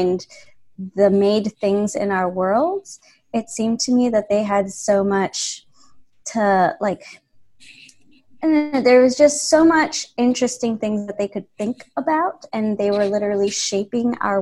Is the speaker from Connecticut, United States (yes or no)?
no; Chicago, Illinois, United States; moved away as an adult; now in Pittsburgh, United States; I grew up in Chicago